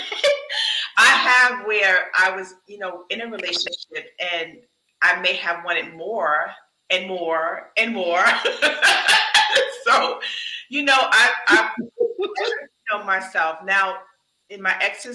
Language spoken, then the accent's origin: English; the North, United States; I'm from the North